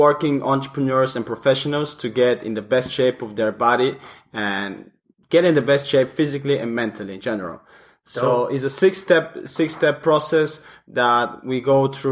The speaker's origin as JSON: {"language": "English", "country": "Bulgaria", "moved": "yes", "said": "I'm from Bulgaria, Eastern Europe"}